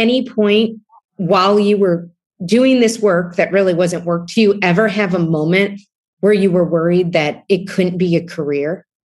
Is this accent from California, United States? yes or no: no; Ohio, United States; now in New York City, United States; having grown up in Ohio